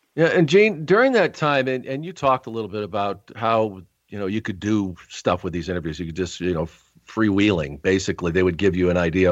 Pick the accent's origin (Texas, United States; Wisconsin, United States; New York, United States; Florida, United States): New York, United States; Rochester; I was actually born in Rochester, New York